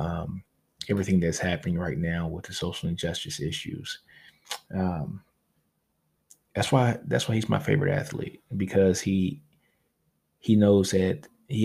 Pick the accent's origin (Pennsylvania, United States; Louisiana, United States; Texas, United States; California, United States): Louisiana, United States; I'm from Louisiana, so we had one of the highest homicide rates when I was growing up